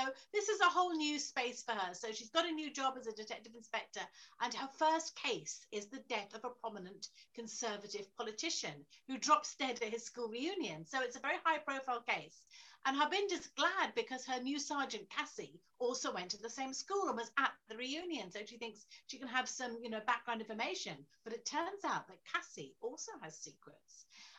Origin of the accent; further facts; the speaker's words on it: London, United Kingdom; born there; And also, I was born in London. I went to university in London. So I've always wanted to write about it, really.